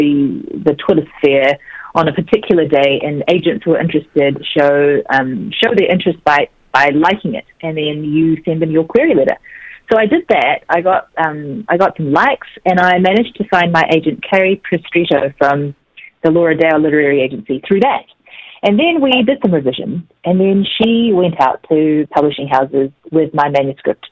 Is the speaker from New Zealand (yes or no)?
yes; New Zealand; also born or lived in South Korea; I was born in Korea, and our family immigrated to New Zealand when I was three